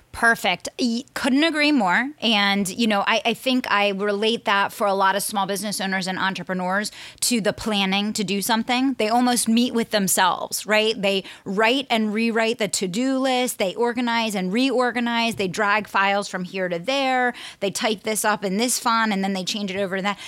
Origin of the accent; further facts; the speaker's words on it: Pennsylvania, United States; Pennsylvania, my home state